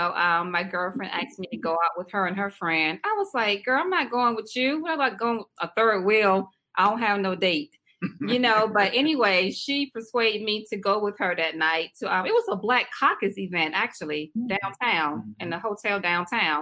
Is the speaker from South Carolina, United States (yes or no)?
yes; South Carolina, United States; also born or lived in Washington, D.C.; now in Raleigh, United States; I'm originally from South Carolina. You might can tell my little accent